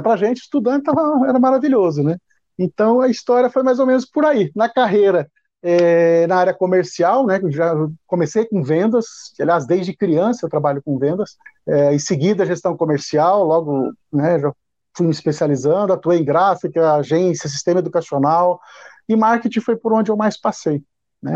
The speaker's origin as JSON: {"language": "Portuguese", "town": "Paranaíta", "region": "Mato Grosso", "country": "Brazil", "tie": "born or raised there", "moved": "as an adult", "said": "quando eu tinha cinco anos, eu saí de uma cidade pequena do interior do Paraná e me, com a família, nós nos mudamos para uma pequena cidade no interior do Mato Grosso, Paranaíta"}